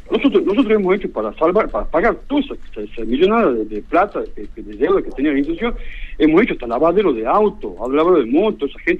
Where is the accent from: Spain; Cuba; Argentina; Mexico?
Cuba; somos todos cubanos o sea, no, no sé cuál puede pasar eh, lo contrario.